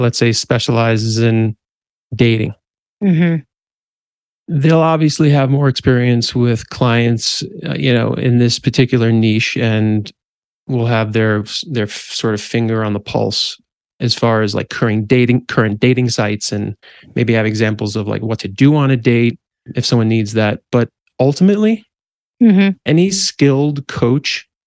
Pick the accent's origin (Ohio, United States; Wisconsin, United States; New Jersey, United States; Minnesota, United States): New Jersey, United States; also born or lived in Manhattan, New York / Brooklyn, New York; now in Colorado, United States; I'm from the East Coast, specifically New Jersey and then Manhattan and Brooklyn.